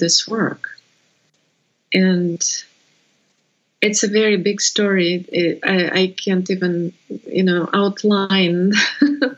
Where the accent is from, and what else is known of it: Russia; English is a second language; moved away as an adult